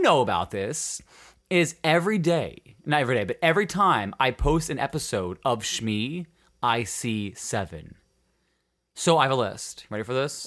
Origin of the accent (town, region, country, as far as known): Upper Peninsula, Michigan, United States; born or raised there; moved away